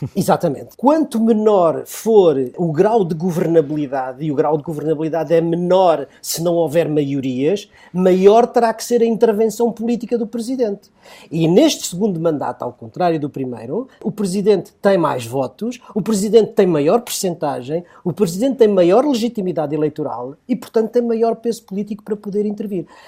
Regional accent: Portugal; todos somos portugueses

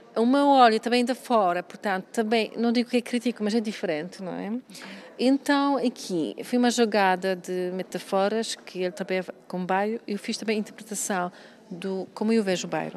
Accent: Poland; Portuguese is a second language; now in Portugal; eu sou de Polónia

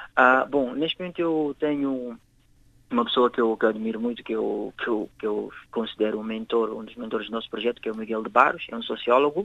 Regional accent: Guinea-Bissau; moved away as an adult; now in Portugal; Eu vivo cá em Portugal há 10 anos, cresci, passei a minha vida, a minha infância toda na Guiné.

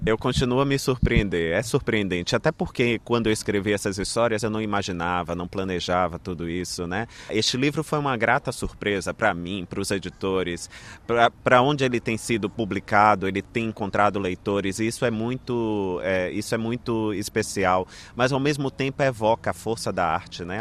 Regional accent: Brazil; nas minhas origens, né? na história deste lugar de onde eu vim

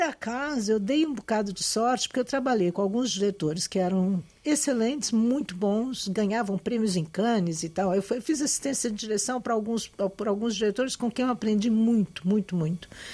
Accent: Brazil; moved away as an adult; also born or lived in Lisbon, Portugal; como brasileira recém-chegada

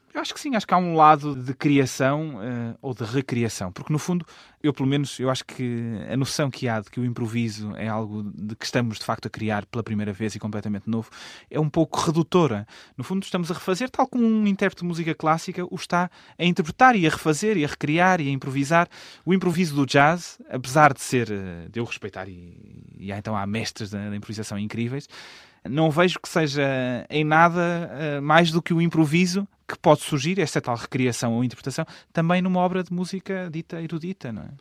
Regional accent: Portugal; moved away as an adult; also born or lived in Germany / Russia; No fundo, eu sou português uh, e sempre me apresentei e tenho orgulho em ser português

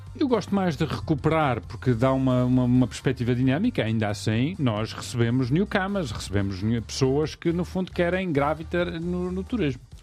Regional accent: Madeira, Portugal; percebes o meu sotaque, Uh, nós somos uma ilha, uma ilha de imigração

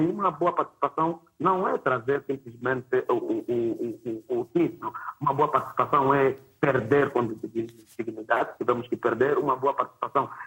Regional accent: Angola; Enquanto angolano

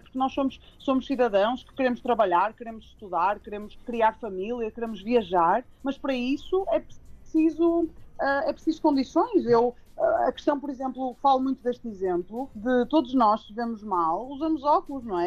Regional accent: Porto, Norte, Portugal; sou do Porto, devem reparar o sotaque

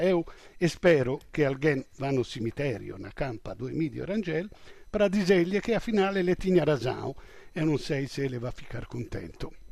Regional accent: Italy; eu sou europeu, sou italiano, europeu, na NATO

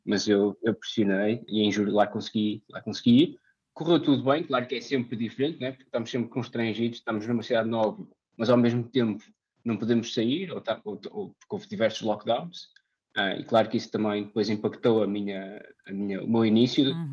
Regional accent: Portugal; moved away as an adult; now in Vienna, Austria; enquanto português

